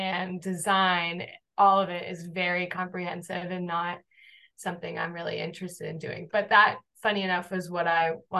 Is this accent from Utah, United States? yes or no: no; North Carolina, United States; moved away as an adult; also born or lived in Arlington, Virginia / Washington, D.C.; now in New York City, United States; was born and raised in North Carolina.